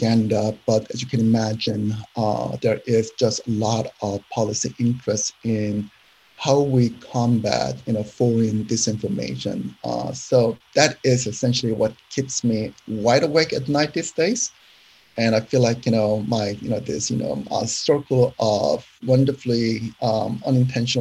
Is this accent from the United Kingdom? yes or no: no; South Korea; moved away as an adult; now in United States; I was born in South Korea